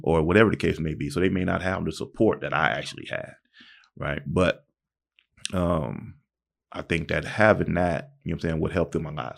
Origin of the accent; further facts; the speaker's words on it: Pomona, California, United States; also born or lived in Palm Springs, California; I was actually born and raised in Pomona, California